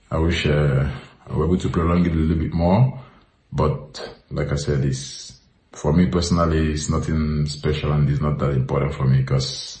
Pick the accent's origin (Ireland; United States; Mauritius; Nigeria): Nigeria; now in Italy; I was born in Nigeria